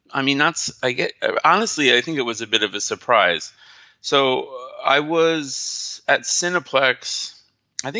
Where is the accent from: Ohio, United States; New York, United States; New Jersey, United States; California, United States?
New Jersey, United States; moved away; I'm from New Jersey